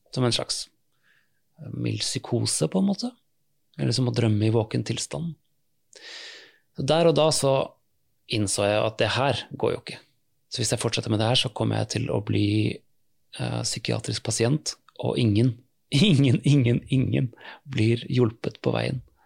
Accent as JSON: {"language": "Norwegian", "region": "Oslo", "country": "Norway", "tie": "born or raised there", "said": "jeg vokste opp i Oslo"}